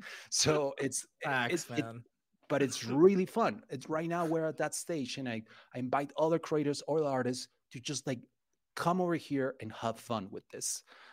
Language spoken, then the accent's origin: English; Mexico; English is a second language; as a kid, like back in the 90s and growing up in Mexico